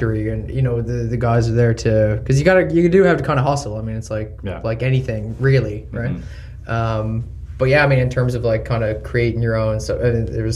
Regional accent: Gander, Newfoundland and Labrador, Canada; moved away; we grew up together in Gander

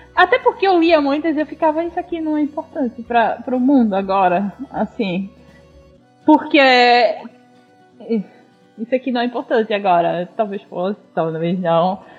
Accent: Northeast Region, Brazil; eu sou nordestina

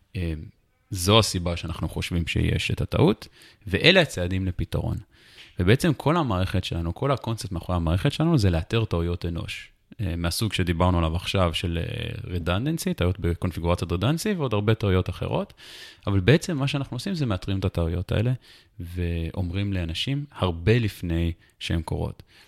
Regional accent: Jerusalem, Jerusalem District, Israel; also born or lived in United States / Anchorage, Alaska; נולדתי בירושלים, ברמת שרת

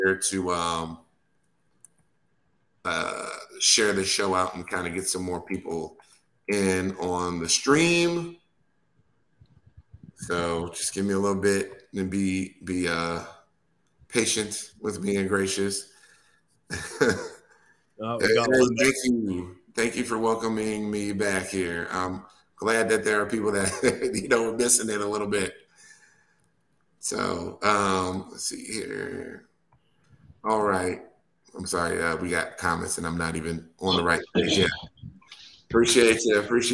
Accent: Wisconsin, United States; I'm born and raised in Wisconsin

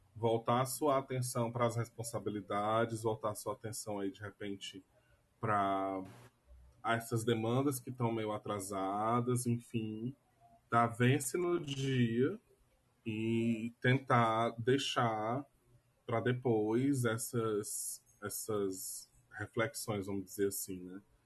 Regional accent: Brazil; a gente é brasileiro

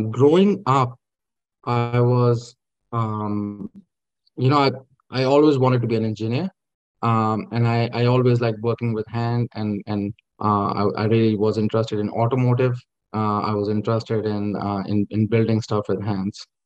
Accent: Lahore, Punjab, Pakistan; born there; Yeah, I, uh, I was born in, uh, in Lahore, uh, but my father was in government service, so I moved around quite a bit. I never stayed in one place.

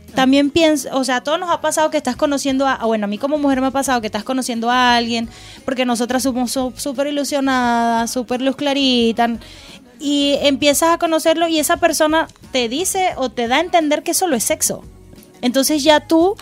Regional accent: Venezuela; now in Chile; nosotros como venezolanos

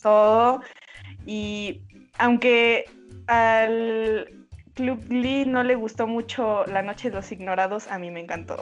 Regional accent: Mexico; soy de México también.

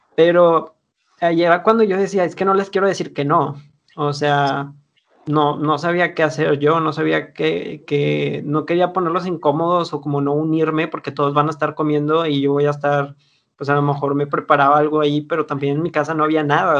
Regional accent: Monterrey, Nuevo León, Mexico; como buenos regios

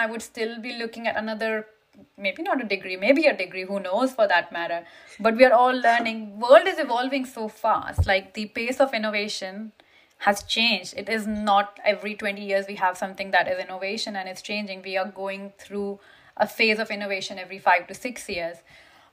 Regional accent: India; moved away as an adult; now in United Kingdom; I came from India to UK

